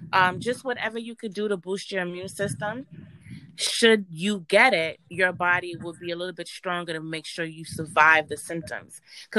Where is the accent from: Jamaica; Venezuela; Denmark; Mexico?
Jamaica; born there; My background is Caribbean. I was born in Jamaica. I was raised up here, but we went back and forth to Jamaica to visit our grandparents.